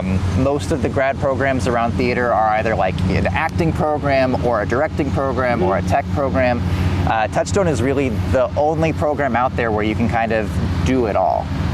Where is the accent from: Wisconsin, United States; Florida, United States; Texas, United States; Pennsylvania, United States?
Texas, United States; Houston; moved away as an adult; now in Bethlehem, United States; Yeah, so I grew up mostly in Houston